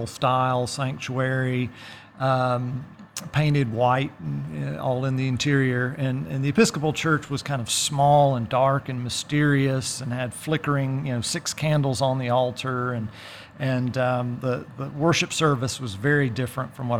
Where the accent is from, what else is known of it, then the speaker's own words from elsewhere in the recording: DeLand, Florida, United States; moved away as an adult; now in Athens, United States; I'm a native of DeLand, Florida